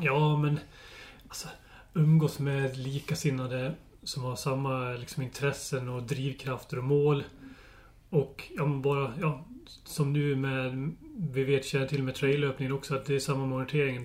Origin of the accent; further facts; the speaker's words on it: Dalarna County, Sweden; moved away as an adult; now in southern Halland, Sweden; Så jag är ju uppväxt och bott i Dalarna den största delen av mitt liv och nu bor jag i södra Halland